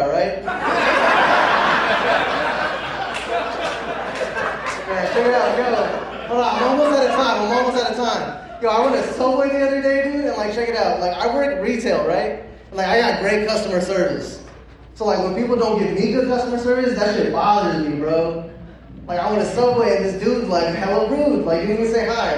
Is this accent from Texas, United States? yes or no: no; Pasadena, California, United States; I grew up on Mountain and Mentor. So, like, you know Pasadena?